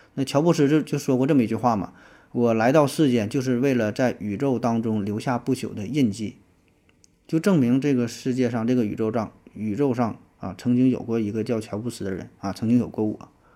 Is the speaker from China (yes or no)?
yes; China; 我们中国人